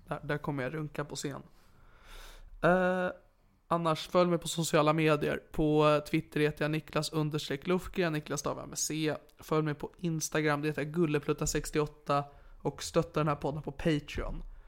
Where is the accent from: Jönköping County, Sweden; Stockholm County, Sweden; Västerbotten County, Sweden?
Stockholm County, Sweden; Sigtuna; i min hemstad Sigtuna